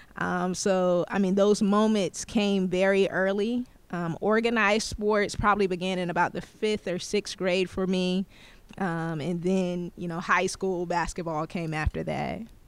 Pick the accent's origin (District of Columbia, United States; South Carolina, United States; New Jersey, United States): South Carolina, United States; Moncks Corner; now in Clarksville, United States; a small town by the name of Monk's Corner, South Carolina is actually, uh, where I'm from